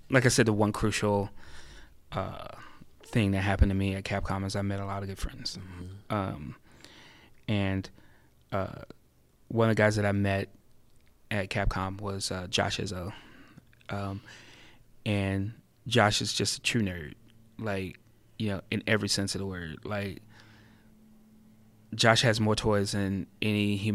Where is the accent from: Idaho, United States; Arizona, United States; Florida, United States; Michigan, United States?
Florida, United States; born there; now in California, United States; even though I was born in in Florida, you know, I think California is my home now.